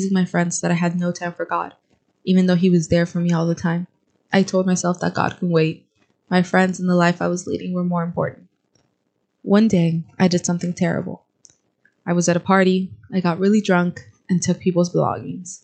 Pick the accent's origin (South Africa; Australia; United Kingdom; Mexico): Mexico; moved away as an adult; also born or lived in Florida, United States; now in United States; I decided to leave my country, Mexico, leave my family and friends, and start over in the United States